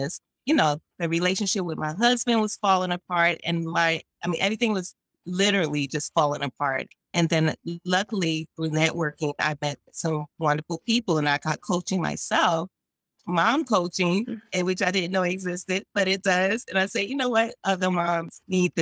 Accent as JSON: {"language": "English", "region": "New York", "country": "United States", "said": "I'm from New York"}